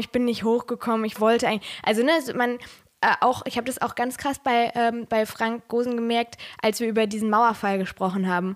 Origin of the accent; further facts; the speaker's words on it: Ruhr area, North Rhine-Westphalia, Germany; now in Rhineland, Germany; ich komme aus dem Ruhrgebiet